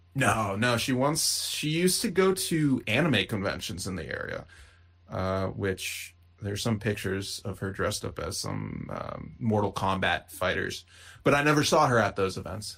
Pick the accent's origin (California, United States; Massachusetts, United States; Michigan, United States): Massachusetts, United States; outside of Boston; I was born outside of Boston